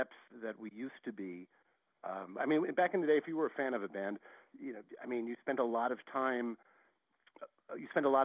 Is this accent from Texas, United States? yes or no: no; New York, United States; also born or lived in Paris; growing up in New York back in the day